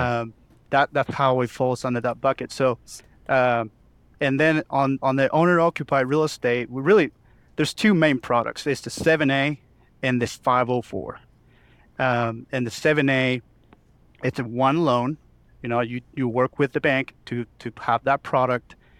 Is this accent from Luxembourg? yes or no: no; Chile; moved away as an adult; now in Oklahoma City, United States; I was born and raised in Chile